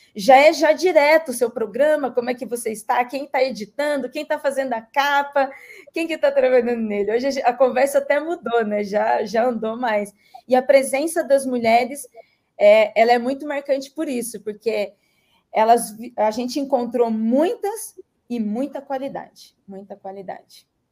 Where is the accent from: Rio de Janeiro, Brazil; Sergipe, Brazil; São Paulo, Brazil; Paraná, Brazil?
São Paulo, Brazil; Registro; moved away as an adult; now in São Paulo, Brazil; eu sou registrense, sou, sou da cidade de Registro, no Vale do Ribeira. É, hoje estou em São Paulo, há 10 anos estou em São Paulo